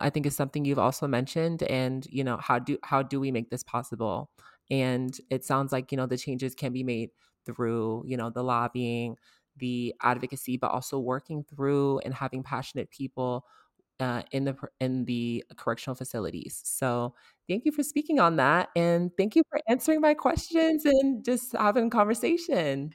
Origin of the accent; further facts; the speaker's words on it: Georgia, United States; I'm from Georgia